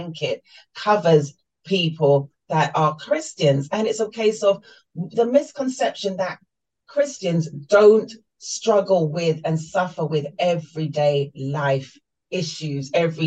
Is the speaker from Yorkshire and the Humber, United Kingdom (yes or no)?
no; London, United Kingdom; I'm born and raised in London, but my mother's from Jamaica